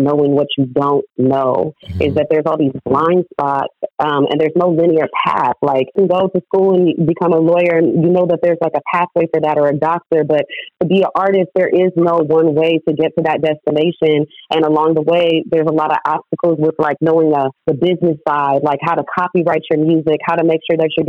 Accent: San Diego, California, United States; also born or lived in Oakland; I grew up in San Diego, although I did spend a lot of time in Oakland and still

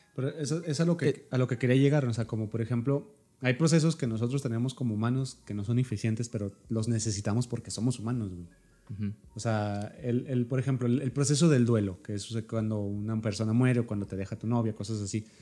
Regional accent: Mexico; nosotros somos mexicanos

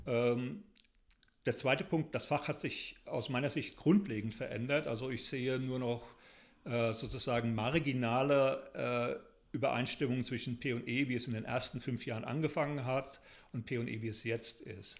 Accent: Germany; moved away as an adult; now in Taunus, Germany; Ich bin im Spessart und Odenwald aufgewachsen, lebe jetzt eben äh, im Taunus

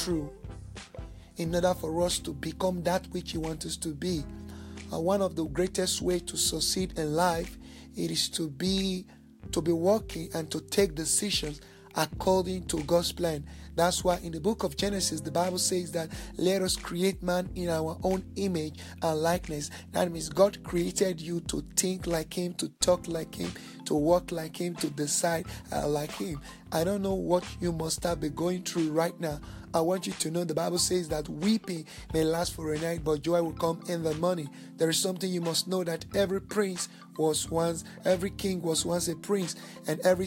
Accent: Nigeria; now in South Africa; I'm originally from Nigeria, but I'm based in South Africa.

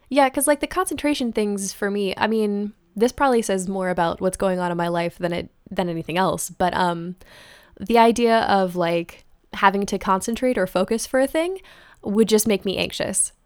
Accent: Atlanta, Georgia, United States; now in Los Angeles, United States; I'm from Atlanta, but I'm currently living in L A.

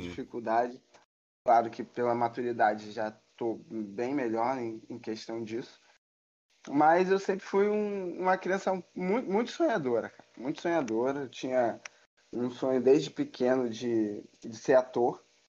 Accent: Rio de Janeiro, Brazil; eu sou Rio de, do Rio de Janeiro, sou carioca da gema aí. Nascido e criado no Rio de Janeiro.

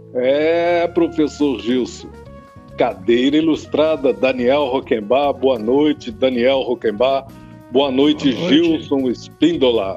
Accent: Brazil; nós aqui que somos brasileiros

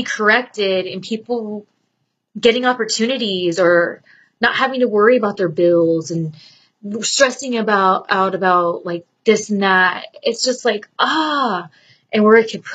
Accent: Southern California, United States; have been born and bred in SoCal

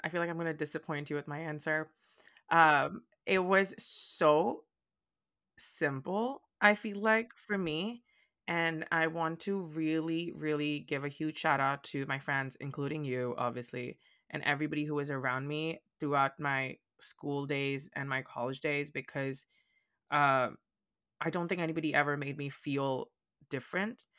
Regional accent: India; accent: Indian; moved away as an adult; also born or lived in Boston, United States; now in United States; I'm, like, from India, from India.

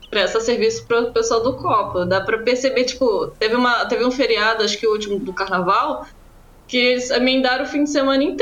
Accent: Nova Friburgo, Rio de Janeiro, Brazil; also born or lived in Niterói; now in São Paulo, Brazil; eu nasci no Rio, mas eu fui criada em Friburgo, é, que é, que é Serra, né?

